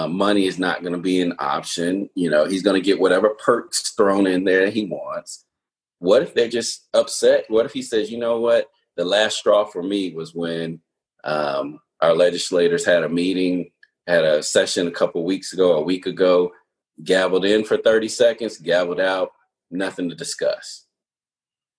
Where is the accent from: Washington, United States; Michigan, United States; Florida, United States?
Florida, United States; Miami Heat, my home state team